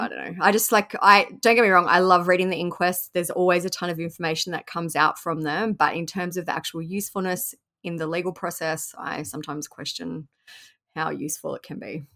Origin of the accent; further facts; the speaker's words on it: Australia; Even being an Australian